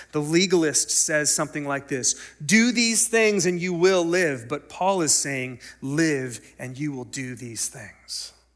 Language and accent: English; United States; we as American Christians